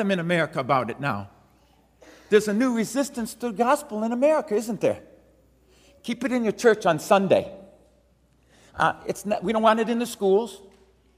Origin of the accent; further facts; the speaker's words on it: Detroit, Michigan, United States; Grew up in inner city Detroit